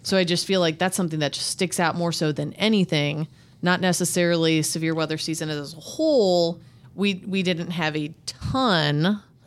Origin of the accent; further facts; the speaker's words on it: Midwest, United States; living and growing up in the Midwest